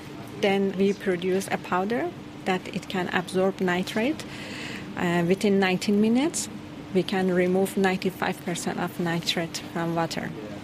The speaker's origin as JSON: {"language": "English", "country": "Iran", "moved": "as an adult", "lives_now": "New Zealand", "said": "I'm a PhD student. I'm originally from Iran."}